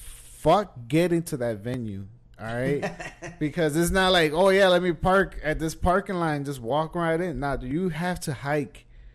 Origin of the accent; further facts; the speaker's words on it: United States; I'm Mexican American, bro.